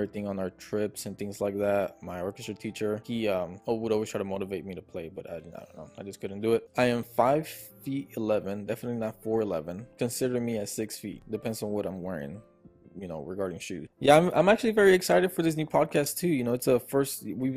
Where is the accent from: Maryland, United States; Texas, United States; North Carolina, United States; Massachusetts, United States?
Texas, United States; Houston; also born or lived in Buenos Aires, Argentina; I've been raised in Houston, Texas my entire life.